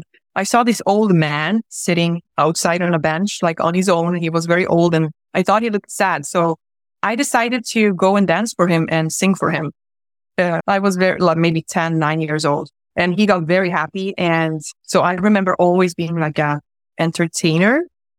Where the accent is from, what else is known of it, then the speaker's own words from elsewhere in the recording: Gothenburg, Västra Götaland, Sweden; also born or lived in Croatia; I lived there for 3 months and I came to Sweden, to Gothenburg, at the age of 3 months. And I grew up in Sweden.